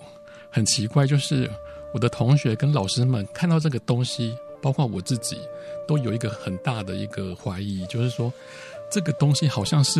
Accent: Tainan, Taiwan; 嗯、我出生于台南，然后小时候就是看着父亲在渔翁里面长大的，因为小时候我们家都住在盐水溪边

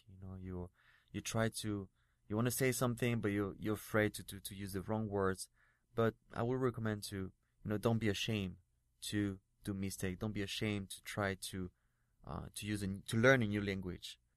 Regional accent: France; English is a second language; now in Taipei, Taiwan; I'm French and I'm in, uh, I'm working here in Taipei doing like, um, TV shows or acting, but not in my mother tongue.

